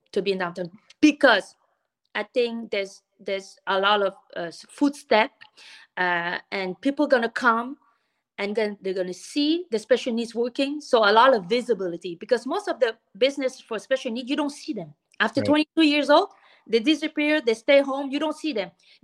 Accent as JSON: {"language": "English", "town": "Montreal", "region": "Quebec", "country": "Canada", "tie": "born or raised there", "also_born_or_lived": "Vietnam", "second_language": "English", "moved": "as an adult", "lives_now": "Naperville, United States", "said": "I grew up in Montreal. Where I learned French"}